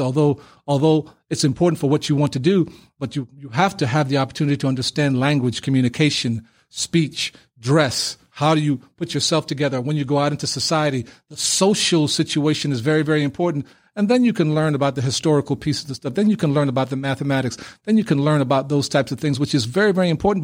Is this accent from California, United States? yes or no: no; New York City, New York, United States; also born or lived in Panama City, Panama; coming into Brooklyn, New York as an eight-year-old on a student visa